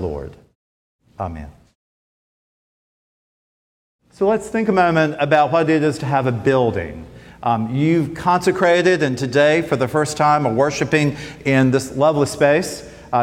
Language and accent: English; Smithfield, North Carolina, United States; I grew up in Smithfield, North Carolina